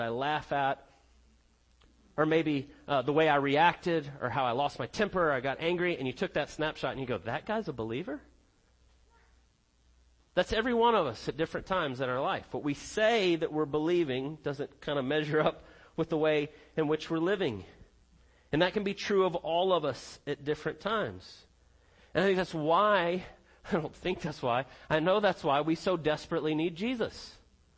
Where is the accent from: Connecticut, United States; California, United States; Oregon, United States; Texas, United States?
Connecticut, United States; also born or lived in South Carolina; now in Georgia, United States; growing up in Connecticut